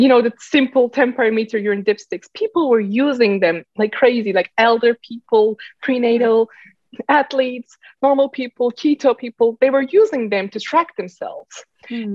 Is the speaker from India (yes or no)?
no; Turkey; moved away as an adult; also born or lived in Bay Area, California; now in San Francisco Bay Area, United States; I've been born and raised in Turkey. Then I moved to Silicon Valley. Uh, I live in the Bay Area right now.